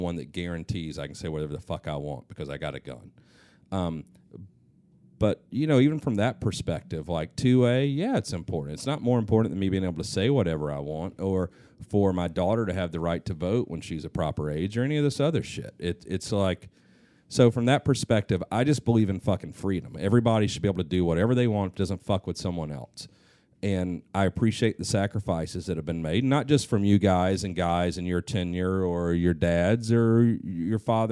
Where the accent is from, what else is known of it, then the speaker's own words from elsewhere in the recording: the South, United States; growing up in the South